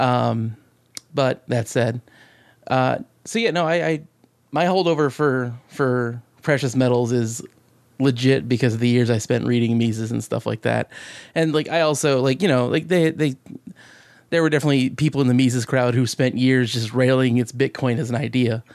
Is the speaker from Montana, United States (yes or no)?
no; Alaska, United States; I'm from Alaska